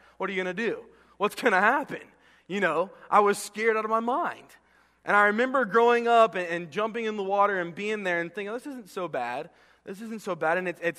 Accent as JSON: {"language": "English", "region": "Florida", "country": "United States", "tie": "born or raised there", "also_born_or_lived": "Texas", "said": "I remember growing up as a kid and growing up in Florida and Texas, where it was really hot"}